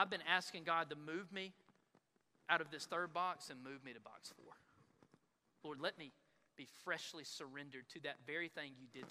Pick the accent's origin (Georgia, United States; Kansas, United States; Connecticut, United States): Georgia, United States; Dublin; I'm from Dublin